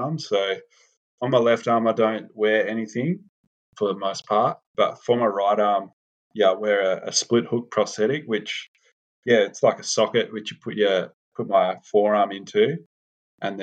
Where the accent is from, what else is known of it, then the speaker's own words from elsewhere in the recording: Western Australia, Australia; I grew up in Western Australia